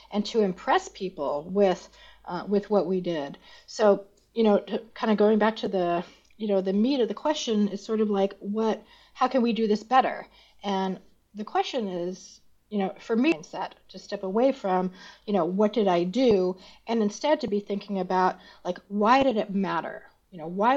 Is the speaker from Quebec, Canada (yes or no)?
yes; Montreal, Quebec, Canada; I'm also Canadian, so I'm originally from Montreal